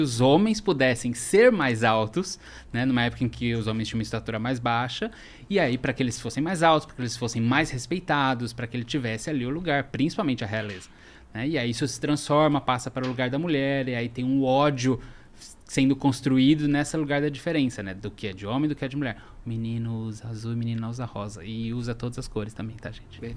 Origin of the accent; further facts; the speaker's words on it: São Paulo, Brazil; sou daqui de São Paulo